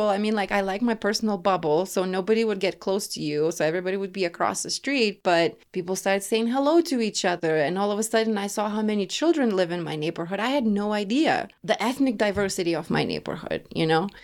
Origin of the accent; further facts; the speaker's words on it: Lithuania; English is a second language; now in Denver, United States; growing up in Lithuania with a single mom